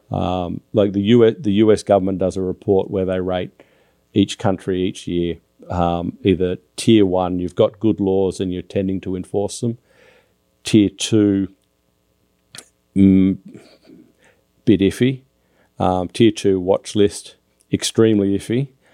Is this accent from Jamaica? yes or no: no; Australia; now in United States; as an Australian